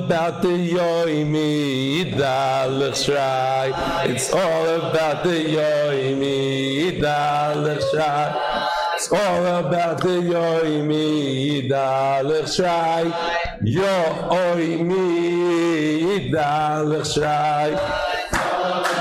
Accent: New York, United States; also born or lived in Lakewood, New Jersey; now in Israel; I grew up in New York

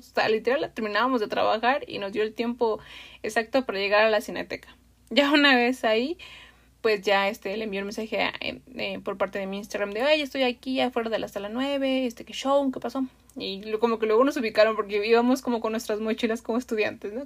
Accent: Mexico City, Mexico; los que somos de la Ciudad de México

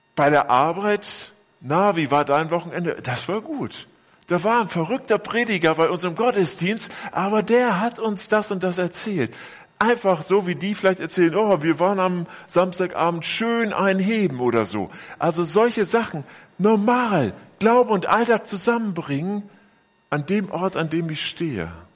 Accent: Bielefeld, North Rhine-Westphalia, Germany; moved away; in meiner Heimatgemeinde in Bielefeld

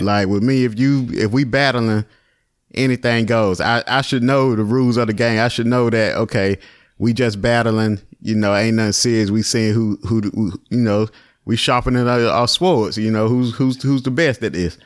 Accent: Virginia, United States; I'm from Virginia

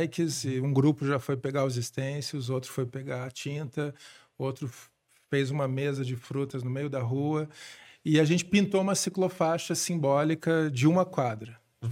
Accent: Curitiba, Paraná, Brazil; Eu nasci aqui em Curitiba, em 79

